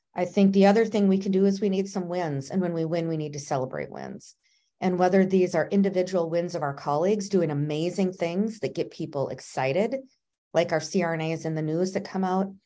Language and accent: English; Minnesota, United States; moved away as an adult; now in South Carolina, United States; I'm from Minnesota. I live in South Carolina now.